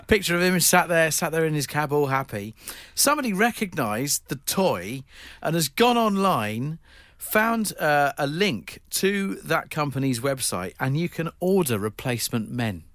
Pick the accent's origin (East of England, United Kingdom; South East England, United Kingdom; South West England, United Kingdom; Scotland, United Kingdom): South East England, United Kingdom; Eastbourne; moved away as an adult; my hometown, Eastbourne, it's where I spent the first eighteen years of my life